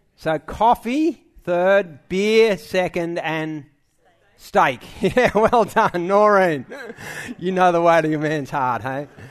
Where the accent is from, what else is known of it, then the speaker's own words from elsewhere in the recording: Sydney, New South Wales, Australia; I was born in Manly Hospital